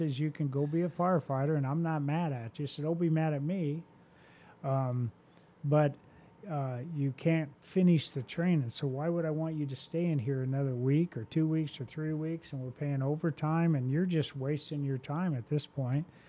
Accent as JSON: {"language": "English", "town": "Phoenix", "region": "Arizona", "country": "United States", "moved": "as an adult", "lives_now": "Houston, United States", "said": "I was from Phoenix"}